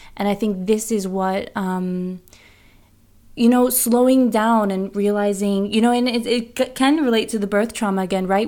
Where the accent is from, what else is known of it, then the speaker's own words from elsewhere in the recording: United States; now in Bergen, Norway; I'm American